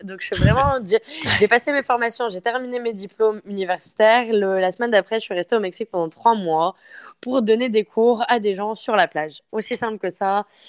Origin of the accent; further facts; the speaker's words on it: France; accent: French; moved away as an adult; now in Montreal, Canada; Je suis une Française. J'ai fait mes études au Canada et ça fait maintenant sept ans que je vis à Montréal